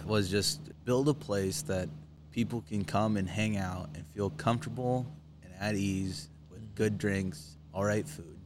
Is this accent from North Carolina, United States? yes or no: no; Wayne, Nebraska, United States; now in Hartington, United States; my hometown, Wayne